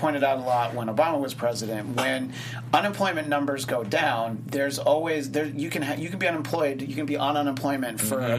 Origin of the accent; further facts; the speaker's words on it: Goshen, New York, United States; I have papers that say I was born in Goshen, New York